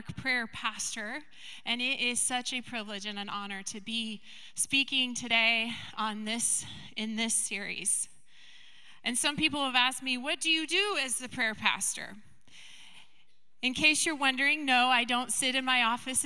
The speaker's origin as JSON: {"language": "English", "area": "Skagit County", "region": "Washington", "country": "United States", "tie": "born or raised there", "said": "I grew up in Skagit County"}